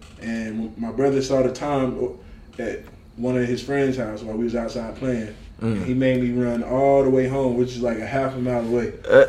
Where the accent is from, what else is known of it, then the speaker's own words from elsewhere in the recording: the South, United States; I'm from the South